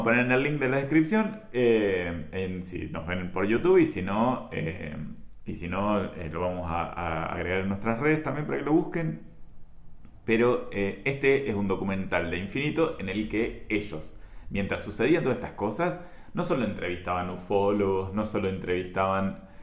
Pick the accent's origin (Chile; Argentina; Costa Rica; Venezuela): Argentina; La Pampa; me acuerdo de ser chico y de que no había pasado en mi pueblo, pero sí en un pueblo que está a 30 kilómetros de mi pueblo, que es en Parera